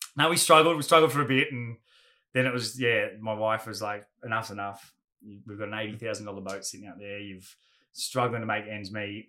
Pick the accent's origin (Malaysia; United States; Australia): Australia; Gold Coast, Queensland; also born or lived in Ferntree Gully, Melbourne, Victoria; we were all young surfers growing up on the Goldie